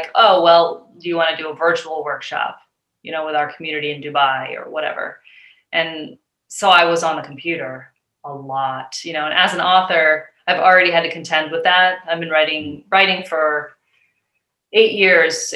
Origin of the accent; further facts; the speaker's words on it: New Hampshire, United States; also born or lived in Boston, Massachusetts; now in Portland, Maine, United States; We're from New Hampshire